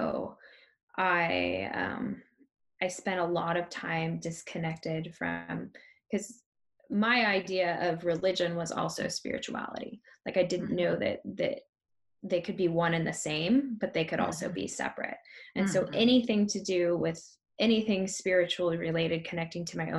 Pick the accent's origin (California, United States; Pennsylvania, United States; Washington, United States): Washington, United States; Tonasket; I grew up in Tenasket and I took pigs to the county fair